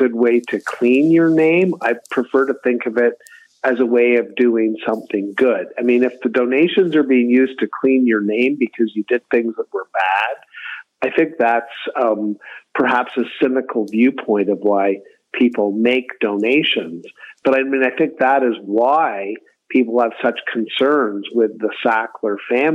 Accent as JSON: {"language": "English", "town": "Kingston", "region": "Ontario", "country": "Canada", "tie": "born or raised there", "said": "my hometown, Kingston"}